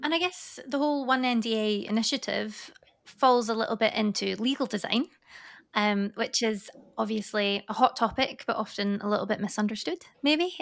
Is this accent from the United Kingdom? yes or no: yes; Scotland, United Kingdom; now in Paris, France; I'm obviously from Scotland originally, but Leeway is based in Paris. Um, so I'm living out there at the moment